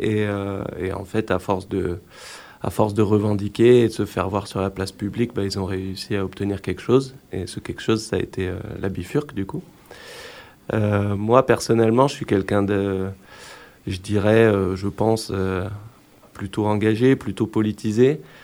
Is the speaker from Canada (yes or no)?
no; Grenoble, Auvergne-Rhône-Alpes, France; je suis grenoblois